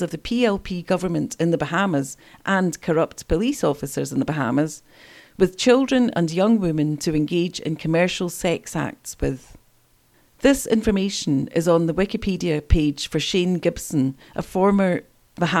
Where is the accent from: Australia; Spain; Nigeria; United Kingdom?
United Kingdom; East Kilbride, Scotland; I grew up in East Kilbride